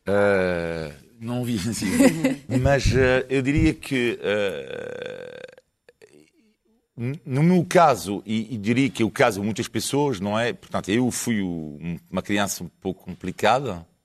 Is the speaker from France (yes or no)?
yes; France; Portuguese is a second language; now in Portugal; sou francês, fraco italiano